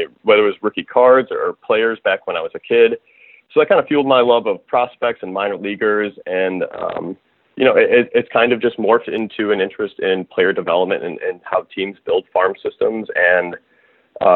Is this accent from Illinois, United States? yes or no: yes; Chicago, Illinois, United States; I grew up in the Chicagoland area